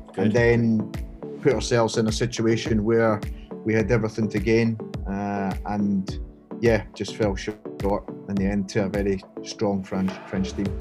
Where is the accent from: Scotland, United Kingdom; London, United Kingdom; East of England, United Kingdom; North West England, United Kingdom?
Scotland, United Kingdom; moved away as an adult; now in Hong Kong; I grew up in Scotland, uh, as you can tell by the accent